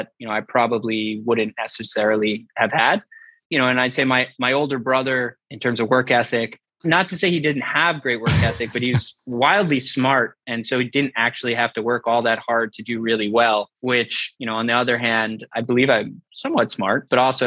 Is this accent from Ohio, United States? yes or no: no; Jericho, New York, United States; So I grew up in Long Island in New York, a nice, quiet suburban town called Jericho.